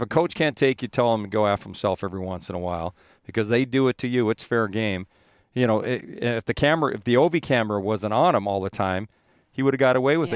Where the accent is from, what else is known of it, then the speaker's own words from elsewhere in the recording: Edmonton, Alberta, Canada; moved away; I grew up in Edmonton